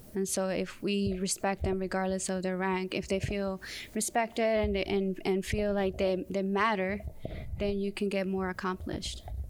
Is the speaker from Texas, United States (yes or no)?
no; Southern California, United States; moved away as an adult; also born or lived in Mexico City, Mexico / Fort Bragg, North Carolina; I was raised in Southern California